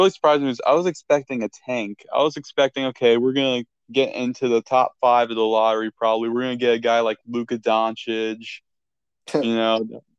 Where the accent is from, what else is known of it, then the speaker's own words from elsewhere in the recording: Indianapolis, Indiana, United States; I'm from Indianapolis. Yeah, Indianapolis, Indiana.